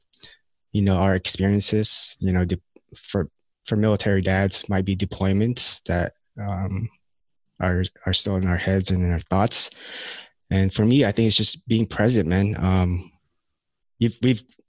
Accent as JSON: {"language": "English", "country": "United States", "tie": "born or raised there", "also_born_or_lived": "Philippines"}